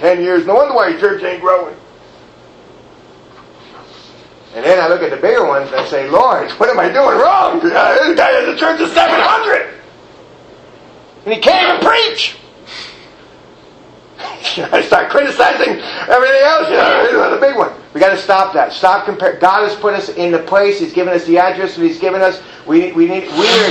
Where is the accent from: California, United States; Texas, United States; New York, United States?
New York, United States; New York City; moved away; I'm from New York City.